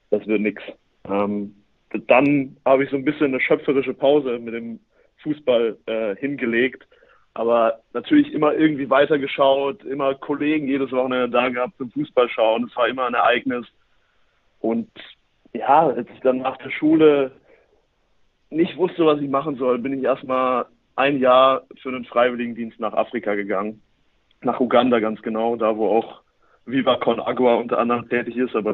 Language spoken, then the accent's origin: German; Norderstedt, Schleswig-Holstein, Germany; now in Paderborn, Germany; ich komme aber eigentlich aus dem Norden, nämlich aus Norderstedt, dem Norden von Hamburg sogar, nicht nur im Norden von Deutschland. Ähm, dort bin ich aufgewachsen